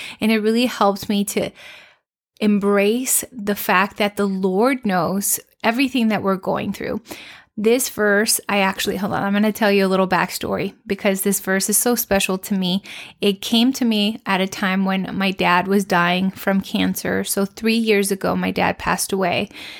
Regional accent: Mexico; I've lived in different country. Like I grew up in Mexico

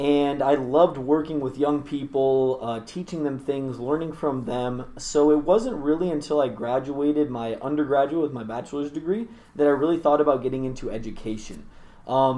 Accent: Tacoma, Washington, United States; I grew up in Tacoma, still live there actually

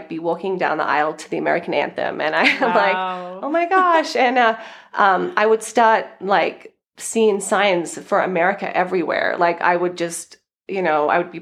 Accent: Australia; moved away as an adult; also born or lived in California; now in United States; as you might hear from my accent, I'm originally from Australia

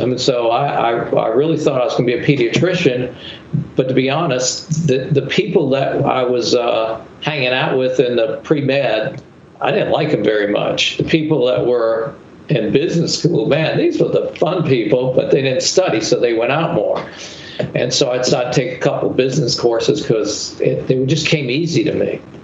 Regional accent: Charleston, South Carolina, United States; also born or lived in New York City; I was born in New York City. My parents bought uh, uh, uh was were recruited here to Charleston, um, and uh, when I was nine months old

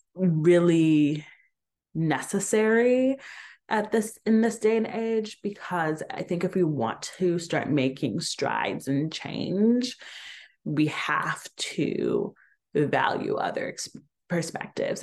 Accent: Atlanta, Georgia, United States; moved away; growing up in Atlanta

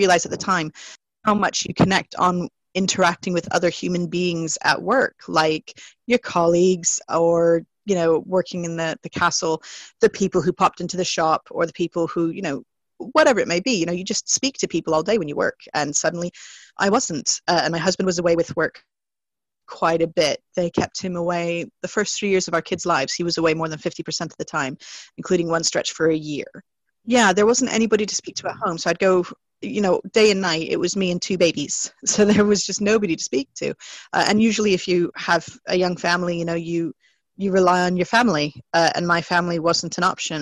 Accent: United States; accent: American; moved away as an adult; also born or lived in Germany; now in Catterick, United Kingdom; So I'm American, the accent tells, and I came to the UK for university

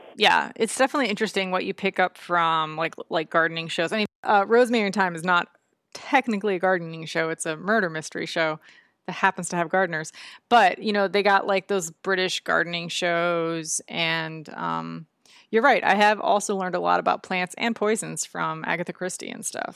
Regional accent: Florida, United States; moved away; I grew up in Florida

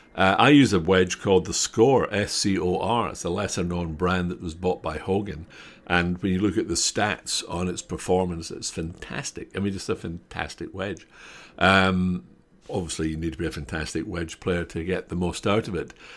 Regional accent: Scotland, United Kingdom; I'm Scottish

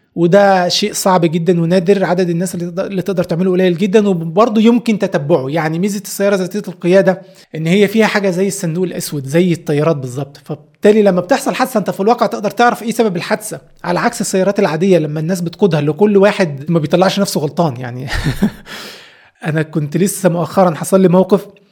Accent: Egypt; احنا عندنا في مصر

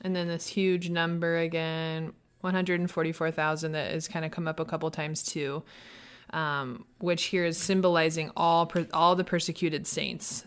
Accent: Midwest, United States; now in Los Angeles, United States; I grew up in the Midwest

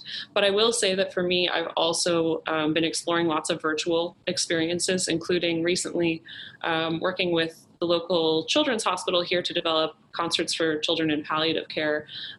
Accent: Halifax, Nova Scotia, Canada; moved away; also born or lived in Toronto; I was also born and raised in Halifax, Nova Scotia

